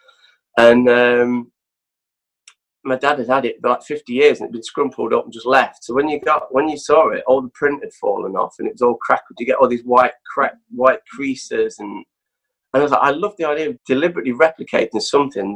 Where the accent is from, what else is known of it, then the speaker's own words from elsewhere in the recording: Nottingham, East Midlands, United Kingdom; moved away; growing up in Nottingham